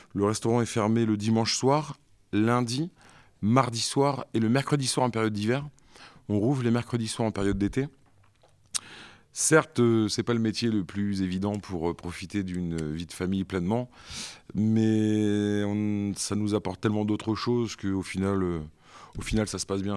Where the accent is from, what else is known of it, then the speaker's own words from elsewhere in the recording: Béthisy-Saint-Pierre, Hauts-de-France, France; also born or lived in San Diego, United States / Dublin, Ireland / Compiègne; je suis originaire de Béthisy, donc c'est pas très loin, c'est une quinzaine de kilomètres